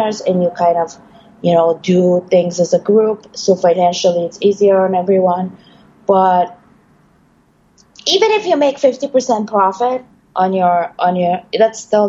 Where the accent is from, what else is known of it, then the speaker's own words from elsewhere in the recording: Bulgaria; now in New York, United States; I am originally from Bulgaria. I already made it to New York, so to say.